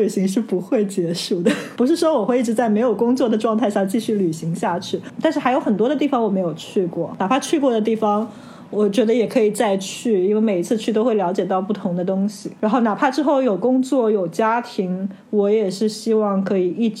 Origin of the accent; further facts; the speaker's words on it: China; 我们中国人